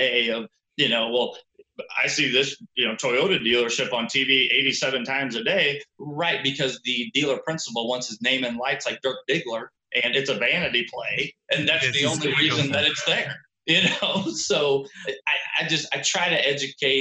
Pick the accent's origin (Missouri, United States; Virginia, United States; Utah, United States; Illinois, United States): Missouri, United States; St. Louis; I'm from St. Louis